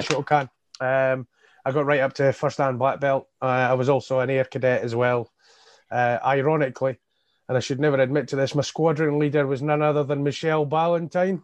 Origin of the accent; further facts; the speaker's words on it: Hawick, Scotland, United Kingdom; also born or lived in Edinburgh / Crossgates, Dunfermline; now in Dunfermline, United Kingdom; in my childhood years, I, I lived, uh, in Hoyk in the Scottish borders